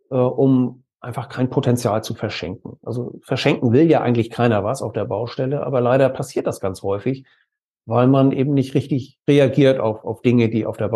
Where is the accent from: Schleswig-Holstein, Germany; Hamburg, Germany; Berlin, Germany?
Schleswig-Holstein, Germany; Kiel; wir kommen aus Norddeutschland, genauer gesagt aus Kiel äh, aus dem schönen Schleswig-Holstein